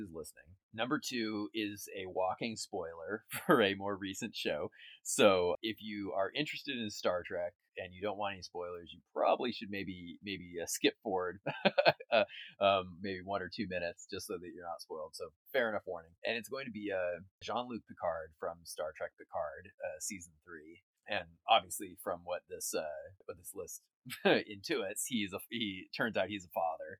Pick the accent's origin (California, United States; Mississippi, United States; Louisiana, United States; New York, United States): California, United States; Orange County, Southern; I grew up in Long Beach, Huntington Beach, Orange, all of those areas